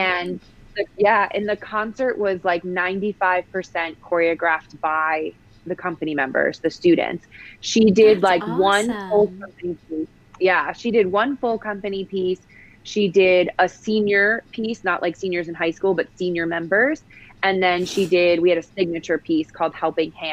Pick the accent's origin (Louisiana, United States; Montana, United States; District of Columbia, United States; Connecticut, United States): Connecticut, United States; West Hartford; I grew up in Connecticut in a town called West Hartford